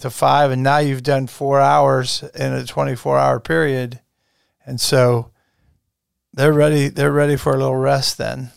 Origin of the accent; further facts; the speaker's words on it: Strasburg, United States; growing up in Strasbourg, which basketball is pretty much the sport there then